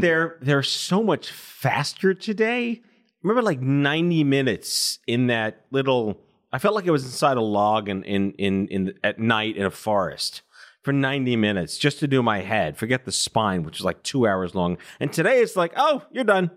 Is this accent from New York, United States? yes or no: yes; New York, United States; also born or lived in Binghamton; I'm born and raised in New York